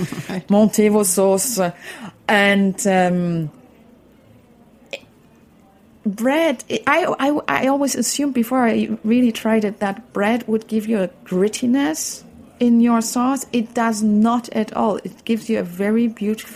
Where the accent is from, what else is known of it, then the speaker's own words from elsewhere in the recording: Berlin, Germany; I grew up in Berlin.